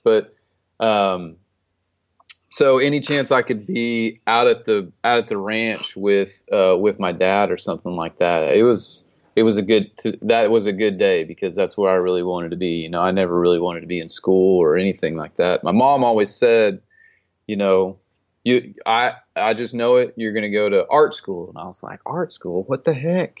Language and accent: English; Stillwater, Oklahoma, United States; now in Texas, United States; I grew up in Stillwater, Oklahoma